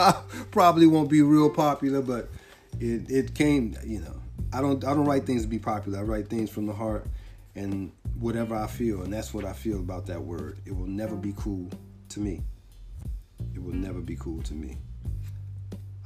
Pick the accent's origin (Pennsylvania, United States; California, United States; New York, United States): California, United States; I'm from California, I really didn't know California. I know it a lot better now that I live here. But when I was growing up here, I knew certain spots. And I knew Long Beach, Carson, Hawthorne, Compton, Watts, Linwood.